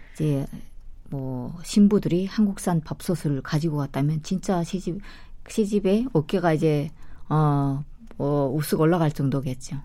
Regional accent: North Korea; moved away; 우리는 그 북한 사람들은

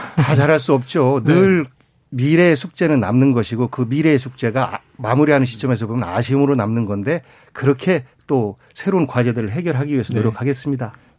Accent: Chungcheong, South Korea; 충청도 출신

